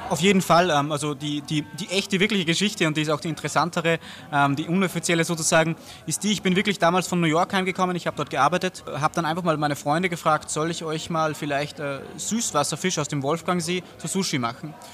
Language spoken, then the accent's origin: German; Austria; Wir kommen natürlich äh, aus Österreich